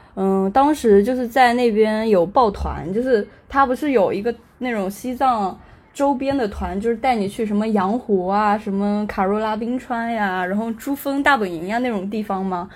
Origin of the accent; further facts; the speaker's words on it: Anhui, China; also born or lived in Beijing; 现在坐标是在家，就是在，在安徽，我是安徽人